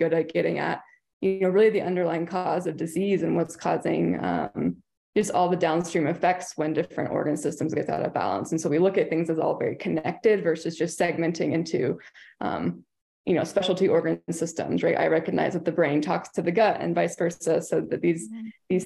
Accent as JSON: {"language": "English", "region": "Kentucky", "country": "United States", "also_born_or_lived": "Portland, Oregon", "moved": "yes", "said": "I'm from Kentucky"}